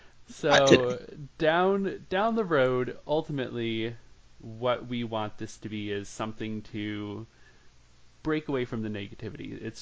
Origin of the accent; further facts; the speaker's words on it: Massachusetts, United States; now in Virginia, United States; I'm from Massachusetts, but I am a nomad. I've lived all over the place